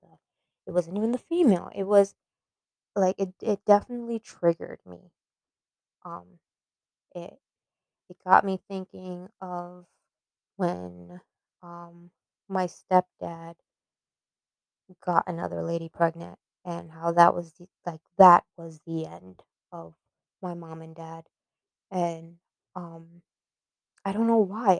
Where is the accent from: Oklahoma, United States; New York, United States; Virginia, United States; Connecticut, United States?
New York, United States; New York City; moved away as an adult; also born or lived in Florida; I was born and raised in the Bronx, New York